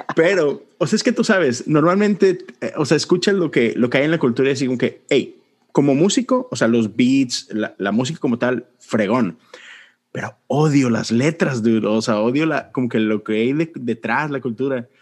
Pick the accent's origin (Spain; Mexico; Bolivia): Mexico; Monterrey, Nuevo León; crecí en México, en Monterrey